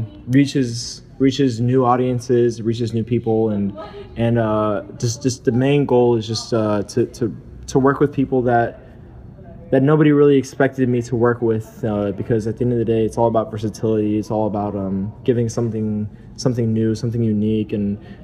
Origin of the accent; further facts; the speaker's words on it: Miami, Florida, United States; I'm from Miami. I'm from Florida. I was actually born in South Florida, raised there